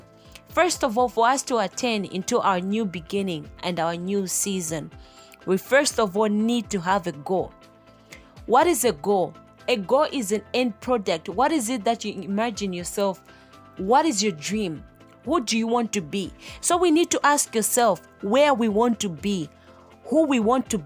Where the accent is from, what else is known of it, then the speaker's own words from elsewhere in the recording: Malawi; I am from Malawi, the warm heart of Africa. I was born and raised in a family of three girls